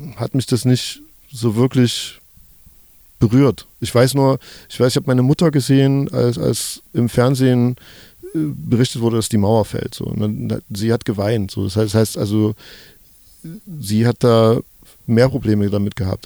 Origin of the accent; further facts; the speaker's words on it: Germany; gleichzeitig bin ich aber auch im Sozialismus groß geworden in der DDR